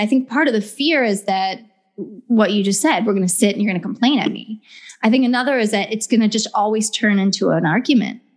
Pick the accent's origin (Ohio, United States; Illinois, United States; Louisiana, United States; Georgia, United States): Ohio, United States; now in Southern California, United States; I'm from Ohio originally, and I live in Southern California now